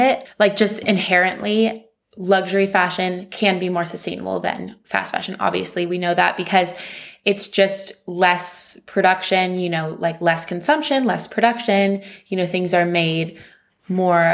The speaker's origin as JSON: {"language": "English", "region": "California", "country": "United States", "tie": "born or raised there", "moved": "as an adult", "lives_now": "London, United Kingdom", "said": "born and raised in California, and now I'm here in London"}